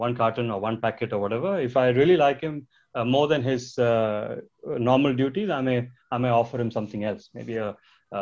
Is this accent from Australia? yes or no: no; India; I come from India.